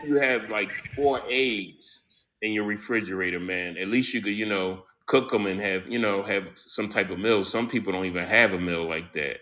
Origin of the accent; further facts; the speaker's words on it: Philadelphia, Pennsylvania, United States; I grew up in the hood of Philadelphia